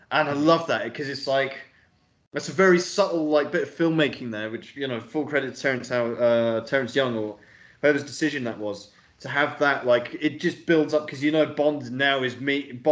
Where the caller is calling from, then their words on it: Belgrade, Serbia; So I, I mean, I'm literally recording from Serbia, so uh, yeah, in Belgrade.